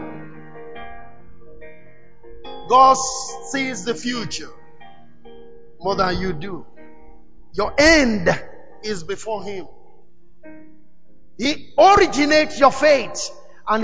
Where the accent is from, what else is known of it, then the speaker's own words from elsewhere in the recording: Nigeria; also born or lived in Lagos, Nigeria / Pretoria, South Africa; I was relocated from Nigeria